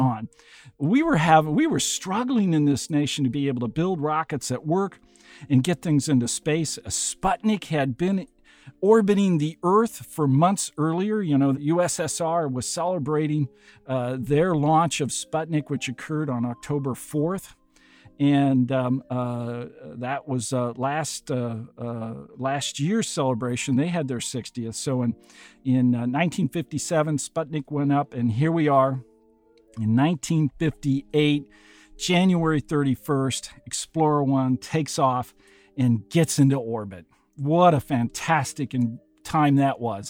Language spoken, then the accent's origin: English; Burlington, Iowa, United States; I was born and raised in Burlington, Iowa. It's just a small town, uh, on the Mississippi